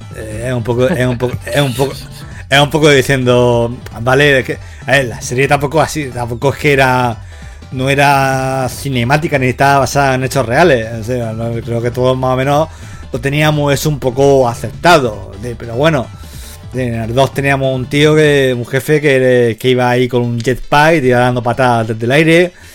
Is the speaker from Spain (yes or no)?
yes; Levante, Spain; yo crecí en el Levante